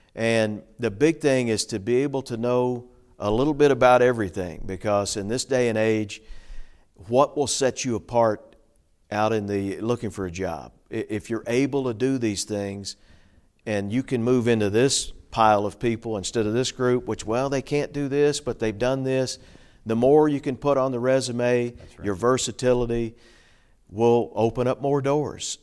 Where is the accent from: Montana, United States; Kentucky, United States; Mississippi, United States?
Kentucky, United States; Hopkinsville; moved away as an adult; also born or lived in Bowling Green, Kentucky / Cape Girardeau, Missouri / Nashville, Tennessee; now in Clarksville, United States; my hometown of Hopkinsville, Kentucky